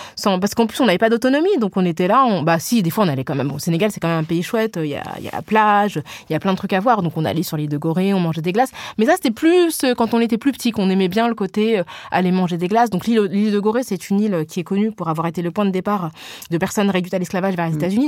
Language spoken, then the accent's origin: French; France; je suis née en France et ma socialisation, elle est là